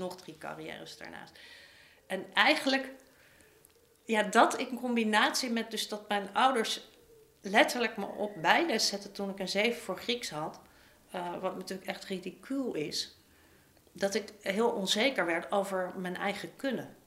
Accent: Amsterdam, North Holland, Netherlands; ik ben opgegroeid in Amsterdam-Zuid

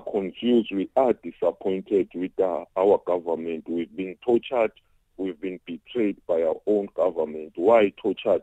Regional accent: South Africa; as South African

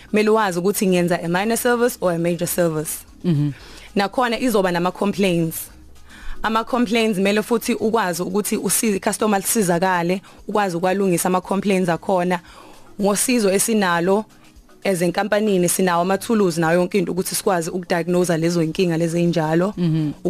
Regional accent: Newcastle, KwaZulu-Natal, South Africa; ekhaya ise Newcastle section 4

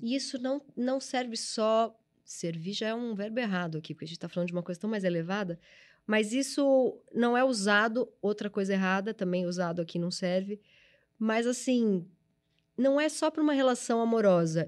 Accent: São Paulo, Brazil; É, eu sou da ZL também, eu nasci no Tatuapé

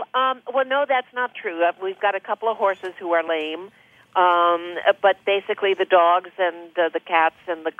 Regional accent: Minnesota, United States; I'm from Minnesota.

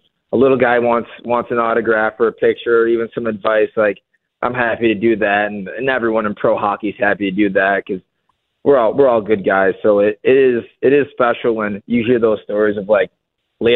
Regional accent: Buffalo, New York, United States; also born or lived in Michigan; it's my hometown team.

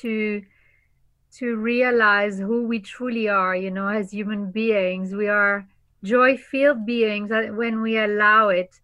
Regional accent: Normandy, France; I am originally from Normandie, France. Yes, the north of France.

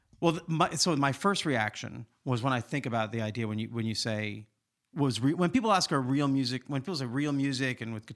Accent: Olympia, Washington, United States; also born or lived in Los Angeles; I'm from Olympia, Washington

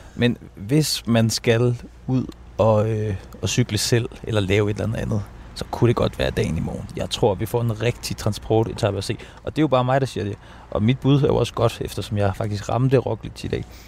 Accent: Denmark; vi danskere jo mere nordens araber

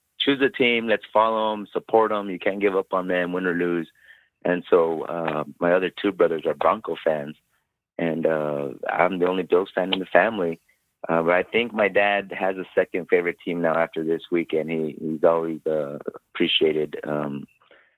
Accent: El Paso, Texas, United States; I grew up, like I said, I grew up in El Paso, literally about 100 yards from the Mexican border

